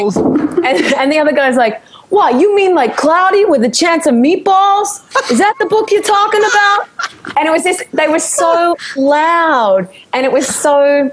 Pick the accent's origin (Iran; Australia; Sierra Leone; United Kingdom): Australia; Sunshine Coast, Queensland; moved away as an adult; also born or lived in Brisbane; now in New York City, United States; I grew up on the Sunshine